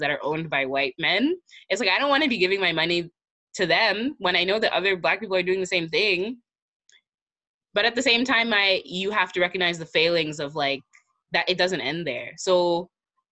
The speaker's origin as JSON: {"language": "English", "country": "United States", "said": "I'm American"}